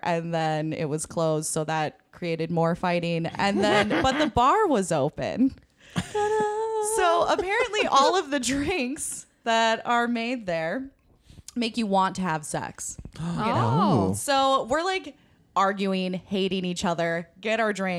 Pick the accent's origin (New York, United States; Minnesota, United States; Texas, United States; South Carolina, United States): Minnesota, United States; We're here from Minnesota